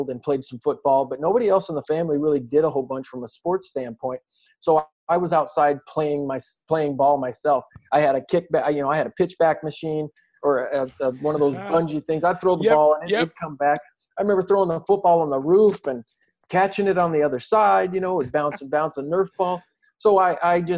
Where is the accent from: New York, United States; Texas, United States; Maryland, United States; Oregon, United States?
Oregon, United States; Southern; we grew up in Southern Oregon, predominantly white community